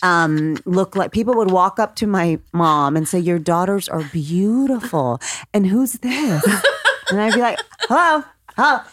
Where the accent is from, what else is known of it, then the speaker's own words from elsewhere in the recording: Corpus Christi, Texas, United States; Corpus Christi, Texas. I'm a Texan.